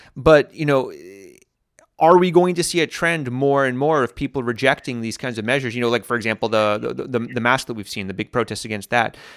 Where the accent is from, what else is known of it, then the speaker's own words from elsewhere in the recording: United States; now in Latvia; when I was growing up in America